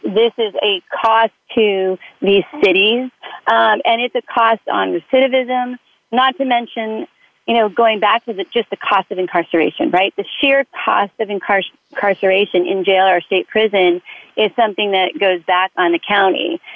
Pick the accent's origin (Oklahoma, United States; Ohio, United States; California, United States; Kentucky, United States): California, United States; Southern; I was raised in Southern California.